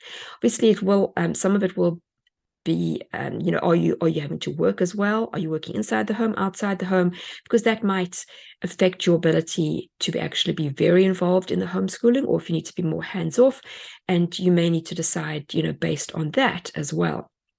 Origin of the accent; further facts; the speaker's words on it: South Africa; moved away; We came from South Africa and everything was on a boat.